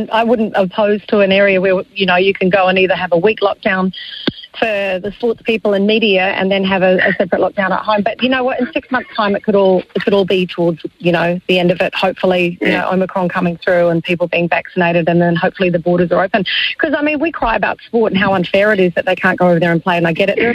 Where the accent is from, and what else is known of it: Tauranga, Bay of Plenty, New Zealand; born or raised there